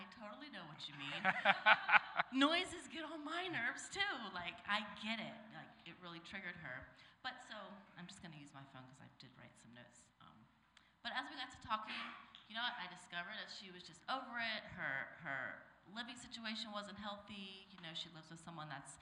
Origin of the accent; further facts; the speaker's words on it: Maryland, United States; moved away as an adult; now in Los Angeles, United States; I'm from Maryland, the East Coast